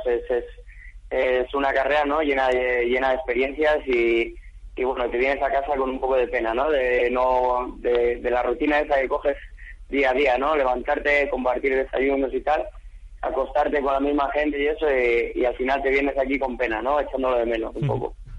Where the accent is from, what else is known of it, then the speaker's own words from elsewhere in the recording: Chile; now in Spain; un equipo chileno representando a mi país